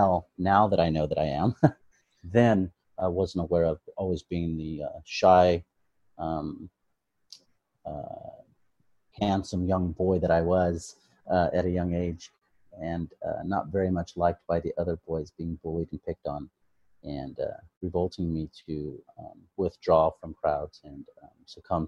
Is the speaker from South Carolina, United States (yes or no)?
no; Modesto, California, United States; also born or lived in Long Beach, California; now in Sacramento, United States; I was born and raised in Modesto, California